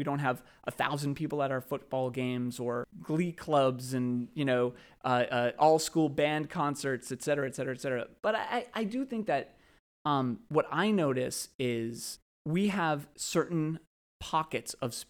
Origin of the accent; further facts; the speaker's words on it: Brookline, Massachusetts, United States; I grew up in Brookline.